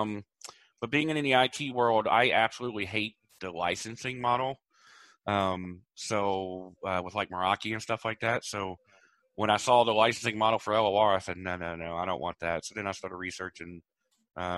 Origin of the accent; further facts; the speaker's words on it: Farmville, Virginia, United States; also born or lived in North Carolina; now in Palmetto, United States; I'm originally from Virginia. I was born in North Carolina, grew up mostly in Virginia, and then a town called Farmville